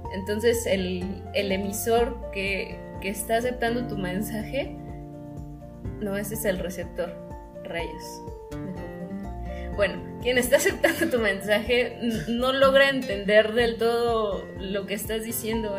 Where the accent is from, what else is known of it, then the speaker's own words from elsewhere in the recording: Mexico; nosotros como mexicanos tenemos un idioma muy distinto a otros españoles